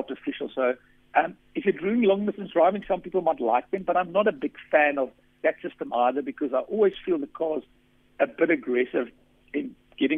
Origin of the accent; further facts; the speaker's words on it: South Africa; accent: Afrikaans; my Afrikaans accent